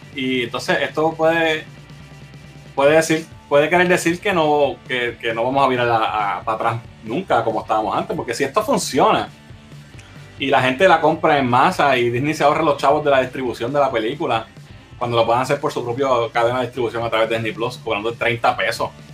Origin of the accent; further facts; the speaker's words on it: Arecibo, Puerto Rico; en Arecibo en, la villa del Capitán Correa, mi pueblo natal de Arecibo